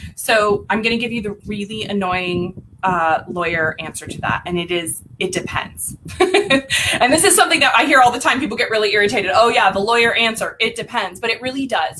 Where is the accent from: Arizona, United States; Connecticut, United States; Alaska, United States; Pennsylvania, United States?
Arizona, United States; Lake Havasu City; now in Phoenix, United States; I was born and raised in a little town um, in Western Arizona called Lake Havasu City.